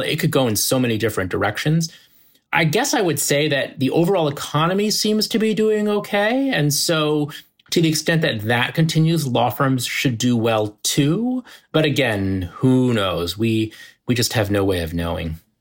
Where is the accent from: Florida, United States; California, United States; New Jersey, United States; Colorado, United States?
New Jersey, United States; New Jersey suburbs, United States; moved away as an adult; now in Manhattan, United States; we grew up in the New Jersey suburbs